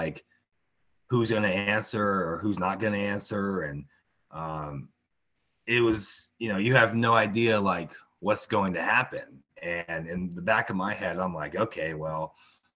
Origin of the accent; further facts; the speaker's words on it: Tonganoxie, Kansas, United States; I grew up in Tonganoxie, Kansas, and been here my whole life